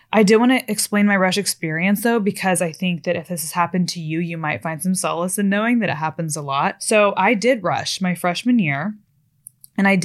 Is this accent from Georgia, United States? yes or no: no; Fort Worth, Texas, United States; also born or lived in Florida; growing up in Florida and in Texas, especially later in Texas in Fort Worth.